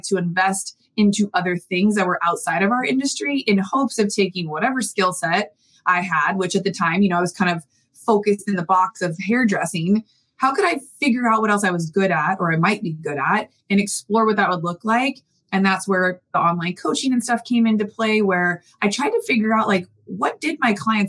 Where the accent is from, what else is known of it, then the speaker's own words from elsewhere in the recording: San Diego, California, United States; I grew up in San Diego